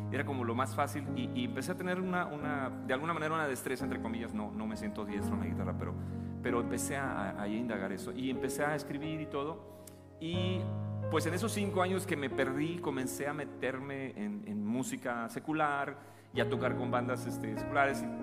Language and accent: Spanish; Chiapas, Mexico; accent: chapaneco; Yo ya perdí el acento que tenía, ¿no? Mi acento chapaneco, pues era más cantadito.